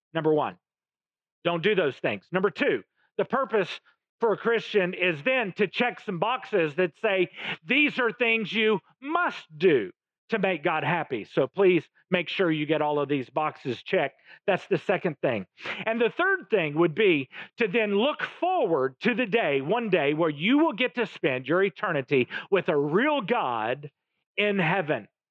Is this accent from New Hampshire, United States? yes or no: no; Oklahoma, United States; My family, I come from Oklahoma both sides of my family